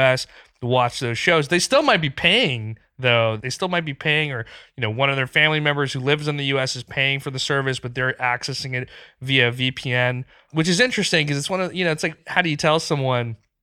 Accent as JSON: {"language": "English", "country": "Pakistan", "tie": "born or raised there", "moved": "yes", "said": "I grew up in Pakistan. I go back a few times a year"}